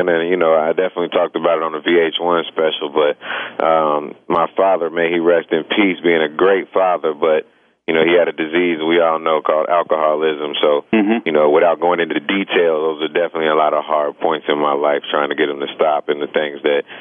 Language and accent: English; Champaign, Illinois, United States; Man, I was uh, loving music ever since my my parents introduced them, introduced it to me. You know, they were in college at the University of Illinois.